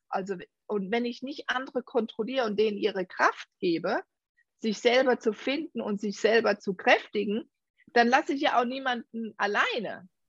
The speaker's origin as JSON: {"language": "German", "country": "Germany", "said": "Unsere deutsche Sprache"}